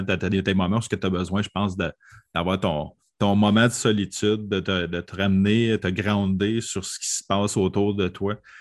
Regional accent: Quebec, Canada; Je viens du Québec.

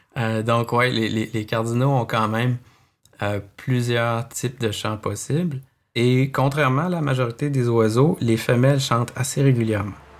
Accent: Quebec City, Quebec, Canada; moved away as an adult; now in Montreal, Canada; Je suis originaire de Québec.

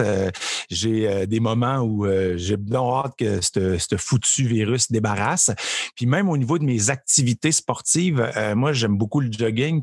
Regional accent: Trois-Rivières, Quebec, Canada; moved away as an adult; also born or lived in Montreal; je viens de Trois-Rivières

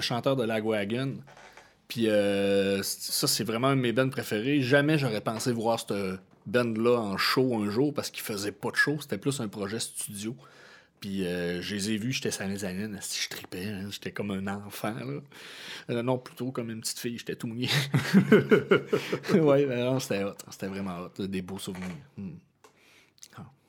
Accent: Chibougamau, Quebec, Canada; moved away as an adult; also born or lived in Jonquière; j'ai grandi à Chibougamau.

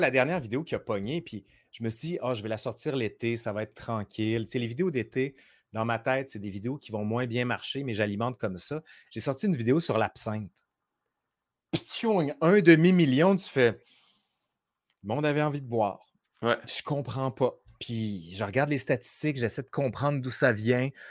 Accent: Quebec City, Quebec, Canada; accent: Sainte-Foy (Québécois); moved away as an adult; also born or lived in France; now in Montreal, Canada; j'ai mon accent de Sainte-Foy

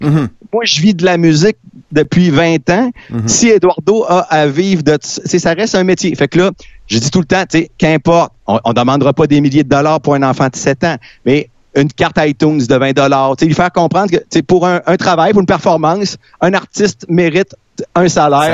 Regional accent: Rivière-du-Loup, Quebec, Canada; also born or lived in Jonquière; now in Quebec City, Canada; quand je suis parti de Rivière-du-Loup pour aller à Jonquière

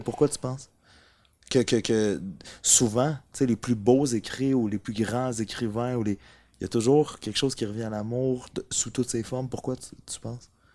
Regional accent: Amos, Quebec, Canada; les deux, on vient d'Amos

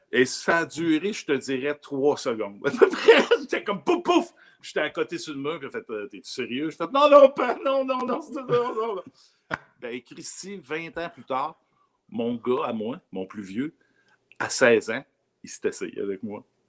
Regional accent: Rigaud, Quebec, Canada; also born or lived in Cadillac, Abitibi, Quebec; je suis né à Cadillac en Abitibi, ouais. Cadillac. Mais, déménager déménagé très jeune à Rigaud.

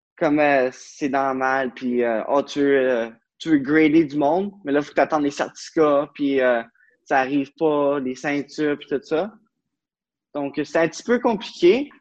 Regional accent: Beauce, Quebec, Canada; moved away as an adult; now in Ottawa, Canada; je viens de la Beauce. Puis maintenant, je reste à Ottawa depuis 10-11 ans

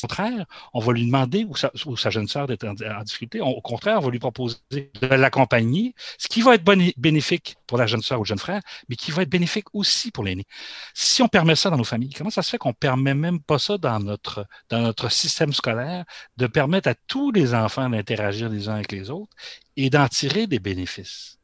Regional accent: Quebec, Canada; chez nous au Québec

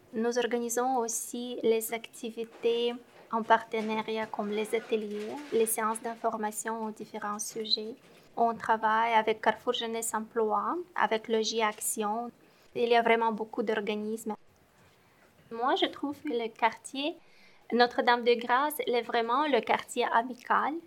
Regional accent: Moldova; moved away as an adult; now in Montreal, Canada; Je viens de la Moldavie quand j'ai quitté le Moldavie

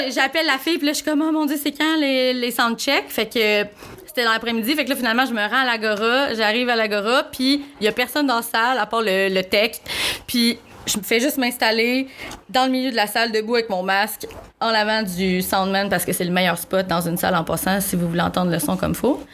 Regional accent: Rouyn-Noranda, Quebec, Canada; je viens de Rouen, fait que le FME, ça fait partie de chaque année dans ma vie depuis que je suis toute petite

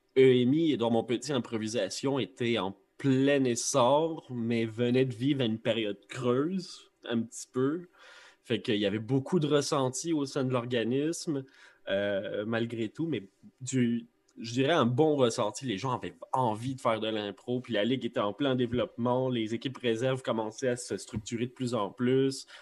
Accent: Longueuil, Quebec, Canada; je suis un natif de Longueuil. Euh, puis mon secondaire, je l'ai passé à Saint-Jean-Baptiste

